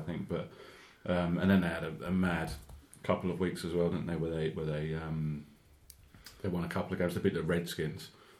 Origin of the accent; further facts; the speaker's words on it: United Kingdom; as British as we are